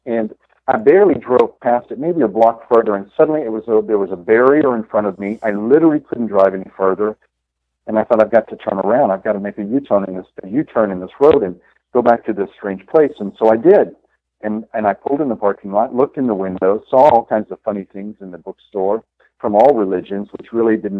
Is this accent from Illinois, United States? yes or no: no; Texas, United States; moved away as an adult; also born or lived in New York City / South Florida; now in Fort Lauderdale, United States; I grew up in Texas.